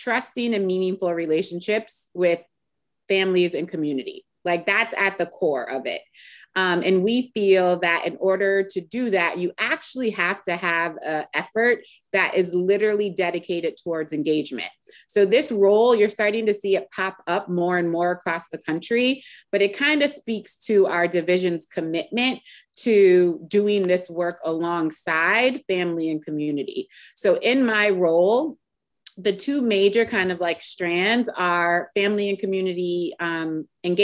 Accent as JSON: {"language": "English", "town": "Springfield", "region": "Massachusetts", "country": "United States", "tie": "born or raised there", "moved": "as an adult", "lives_now": "Richmond, United States", "said": "I'm originally from Springfield, Massachusetts. So I'm a New Englander."}